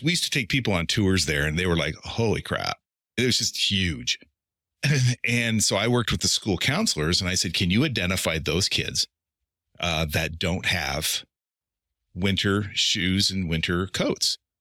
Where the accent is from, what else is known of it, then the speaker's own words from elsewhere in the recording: Eastern Oregon, United States; moved away; also born or lived in Portland; I'm from Eastern Oregon